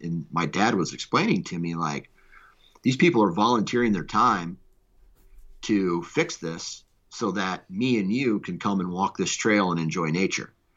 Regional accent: Iowa, United States; I was born in Iowa.

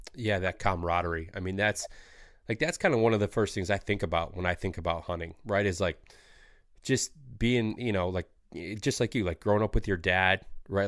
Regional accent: Michigan, United States; growing up in Michigan

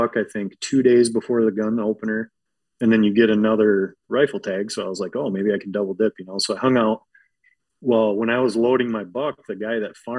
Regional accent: Michigan, United States; I'm from Michigan.

